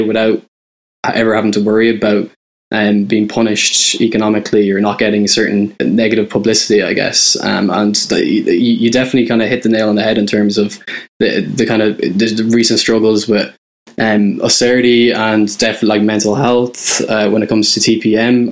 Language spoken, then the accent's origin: English; County Roscommon, Ireland; moved away as an adult; also born or lived in Dublin; now in London, United Kingdom; I'm originally from Roscommon. I grew up in a fairly small townland there